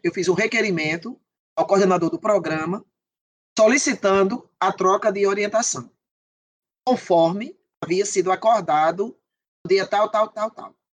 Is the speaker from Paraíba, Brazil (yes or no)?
yes; Patos, Paraíba, Brazil; moved away as an adult; eu vinha do interior da Paraíba, né? Eu não sou da capital, João Pessoa